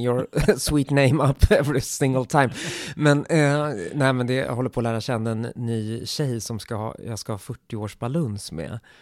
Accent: Stockholm, Stockholm County, Sweden; Jag är stockholmare

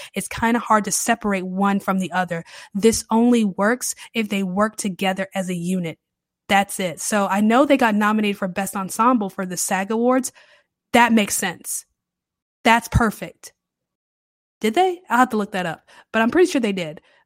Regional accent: the Carolinas, United States; moved away as an adult; now in New Orleans, United States; I've been a Southern girl my entire life. I grew up in the Carolinas.

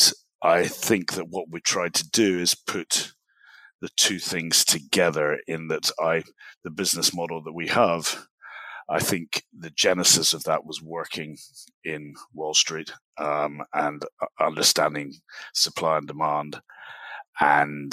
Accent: Glasgow, Scotland, United Kingdom; I'm from Glasgow in Scotland. I'm speaking to you from Dallas, Texas

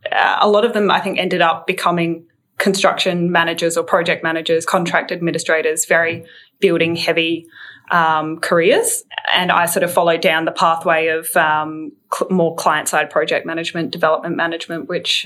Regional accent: Adelaide, South Australia, Australia; growing up in Adelaide

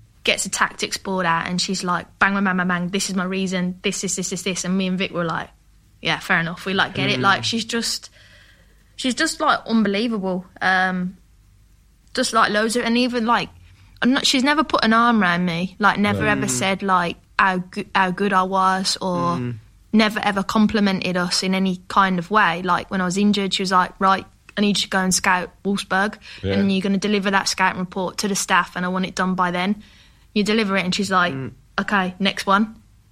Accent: Birmingham, West Midlands, United Kingdom; moved away as an adult; also born or lived in United States; I'm coming from Birmingham

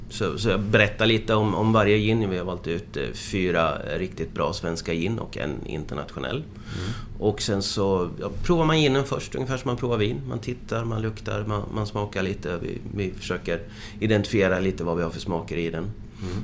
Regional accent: Motala, Östergötland, Sweden; moved away; also born or lived in Frederikshavn, Denmark; jag kommer från Motala ursprungligen

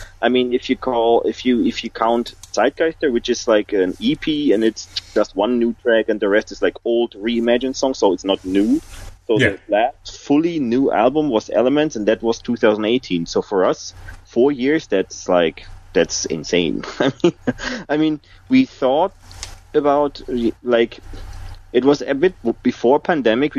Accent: Essen, North Rhine-Westphalia, Germany; I was in Essen, that's my hometown, at least now my hometown

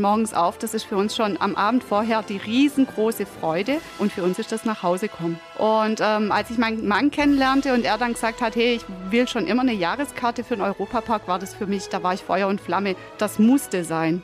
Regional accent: Tuttlingen district, Baden-Württemberg, Germany; Wir kommen aus dem Landkreis Tuttlingen

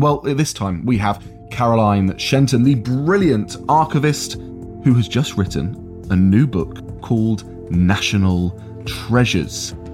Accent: Peterborough, East of England, United Kingdom; I'm from Peterborough originally.

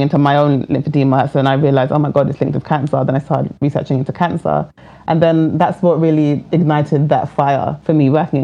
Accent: England, United Kingdom; I was born under the NHS system

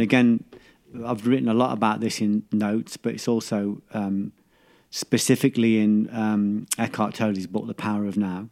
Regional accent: England, United Kingdom; we're too English

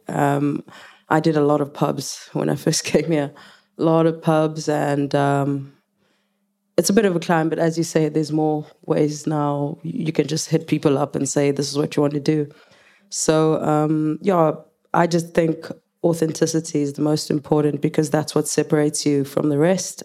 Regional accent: South Africa; English is a second language; moved away as an adult; now in United Kingdom; I can speak English, but I'm not English. I'm a Zulu woman

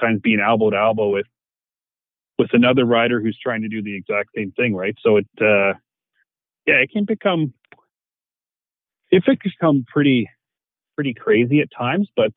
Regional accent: Canada; being Canadian

